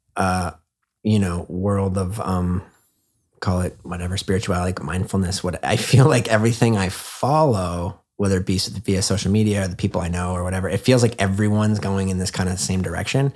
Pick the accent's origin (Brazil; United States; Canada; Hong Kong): Canada; I'm from Canada.